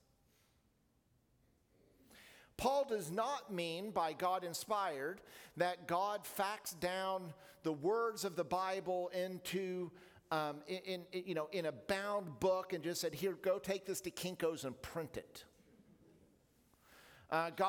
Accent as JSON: {"language": "English", "region": "Oklahoma", "country": "United States", "tie": "born or raised there", "said": "Growing up in Oklahoma"}